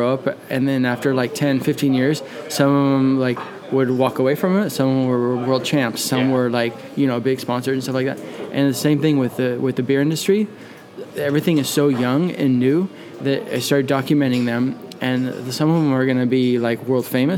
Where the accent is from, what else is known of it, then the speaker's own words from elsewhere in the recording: Southern California, United States; moved away as an adult; now in Sweden; I grew up in Southern California